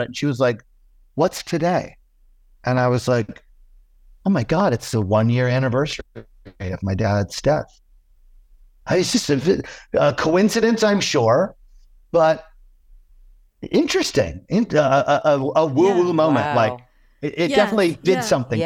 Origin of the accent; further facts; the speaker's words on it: South Portland, Maine, United States; I grew up in Maine. I grew up in South Portland, Maine